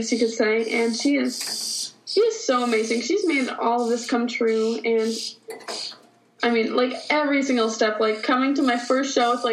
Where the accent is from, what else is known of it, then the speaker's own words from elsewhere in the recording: New England, United States; also born or lived in Florence, South Carolina; now in Nashville, United States; I was born in Florence, South Carolina. And then I grew up in New England